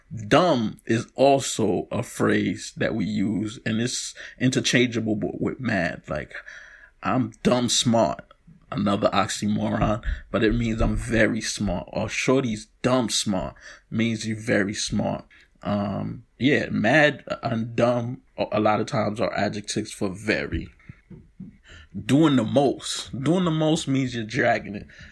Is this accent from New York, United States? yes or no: yes; New York City, New York, United States; I'm from Brooklyn